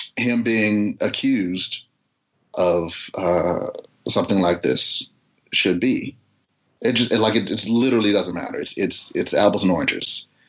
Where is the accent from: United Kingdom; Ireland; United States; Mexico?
United States; growing up in America, being a black guy growing up in America